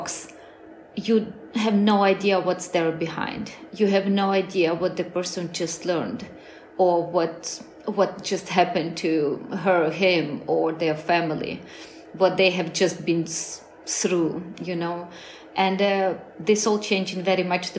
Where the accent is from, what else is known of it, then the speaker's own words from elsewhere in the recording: Ukraine; moved away as an adult; also born or lived in Soviet Union; now in Spain; I never wanted to move out of my country.